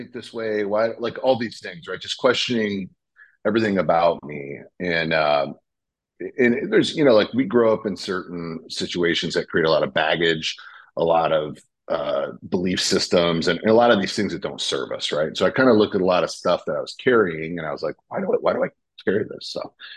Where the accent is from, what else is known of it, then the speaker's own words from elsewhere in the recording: Michigan, United States; moved away as an adult; now in Texas, United States; I'm from Michigan originally